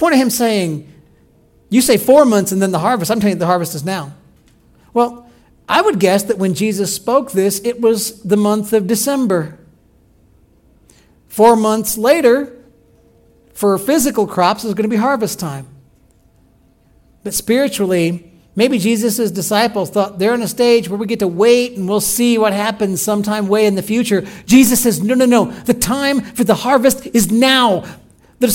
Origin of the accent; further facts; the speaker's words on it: Illinois, United States; moved away; I grew up in Illinois